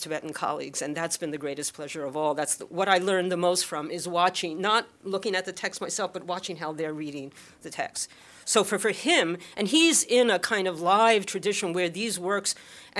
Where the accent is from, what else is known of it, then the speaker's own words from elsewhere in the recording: Philadelphia, Pennsylvania, United States; Growing up in Philadelphia